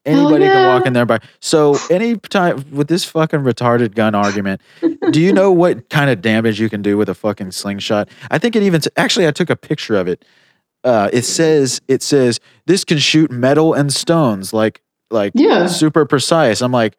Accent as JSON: {"language": "English", "country": "United States", "said": "I have an assault rifle that I haven't even had the chance to shoot yet because I'm American."}